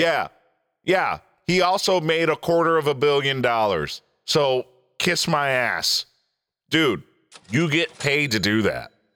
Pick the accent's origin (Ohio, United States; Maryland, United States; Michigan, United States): Michigan, United States; Detroit; I'm from Detroit.